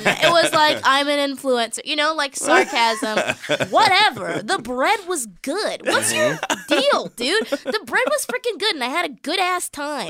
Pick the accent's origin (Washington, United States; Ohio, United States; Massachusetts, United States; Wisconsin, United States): Massachusetts, United States; Boston; moved away as an adult; now in New York, United States; I'm from Boston that's originally.